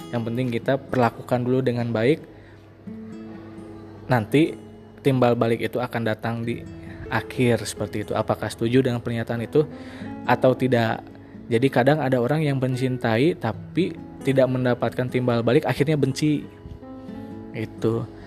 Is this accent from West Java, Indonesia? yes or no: yes; West Java, Indonesia; mohon maaf kalau misalkan bahasanya campur dengan bahasa Sunda karena kita orang Sunda juga jadi agak campur